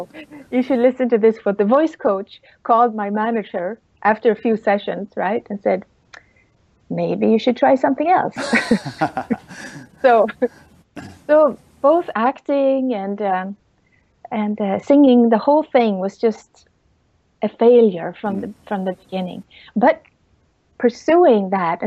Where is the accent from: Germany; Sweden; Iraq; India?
Sweden; English is a second language; moved away as an adult; also born or lived in Hollywood; growing up in Sweden